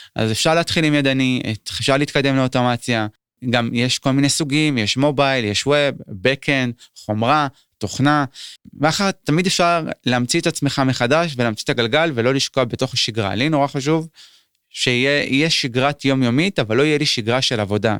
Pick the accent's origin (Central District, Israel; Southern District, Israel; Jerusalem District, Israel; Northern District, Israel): Northern District, Israel; Kiryat Shmona; בתור ילד קטן בקריית שמונה